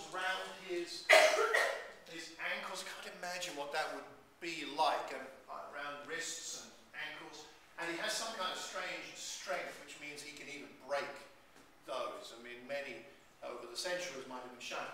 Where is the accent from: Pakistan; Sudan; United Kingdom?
United Kingdom; Luton, East of England; we are here in Watford, I was born in Luton.